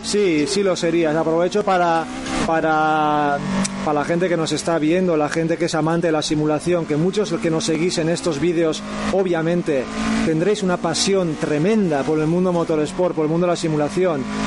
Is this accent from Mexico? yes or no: no; Irun, Basque Country, Spain; now in Hondarribia, Spain; soy de Irún, de Guipúzcoa y, bueno, ahora por circunstancias vivo en, en Ondarribía